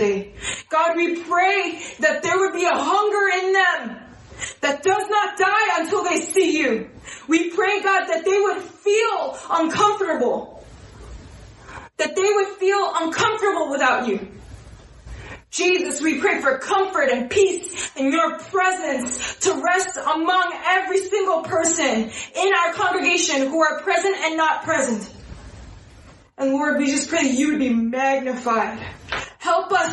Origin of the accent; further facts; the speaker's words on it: New York City, New York, United States; as a New Yorker